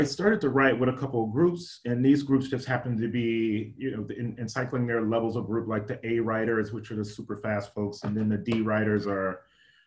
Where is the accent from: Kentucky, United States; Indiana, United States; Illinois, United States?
Indiana, United States; Gary; also born or lived in Washington, D.C. area; now in Seattle, United States; as a child, I grew up in Gary, Indiana